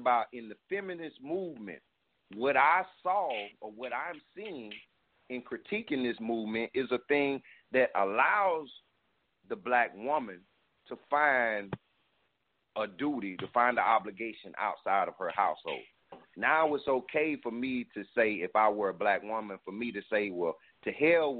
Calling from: South Carolina, United States; I'm calling from South Carolina

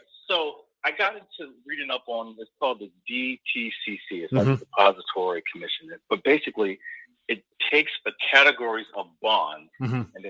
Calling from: Atlanta, Georgia, United States; from Atlanta.

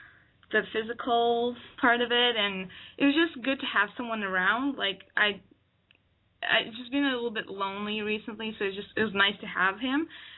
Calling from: Ottawa, Ontario, Canada; I'm 22, and I'm calling from Ottawa, Canada.

